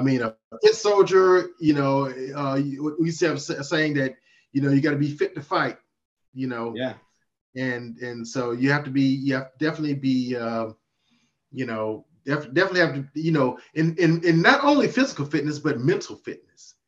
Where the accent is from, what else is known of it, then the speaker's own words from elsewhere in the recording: Mississippi, United States; now in Virginia, United States; my home state of Mississippi